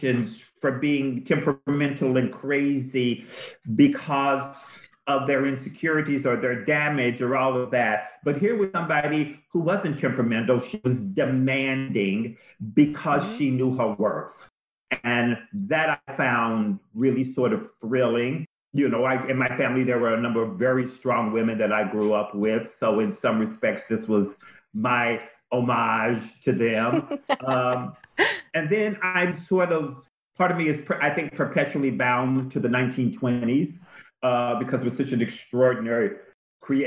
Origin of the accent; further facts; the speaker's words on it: Kentucky, United States; I'm from the South. I'm not, you know, I'm not from Georgia. I'm from Kentucky.